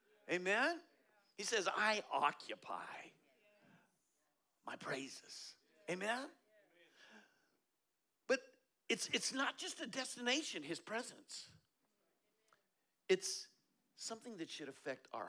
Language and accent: English; Colorado, United States; I'm from Colorado